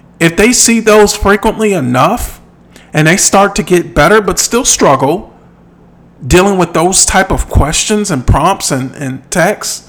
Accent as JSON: {"language": "English", "region": "Midwest", "country": "United States", "said": "I'm from the Midwest."}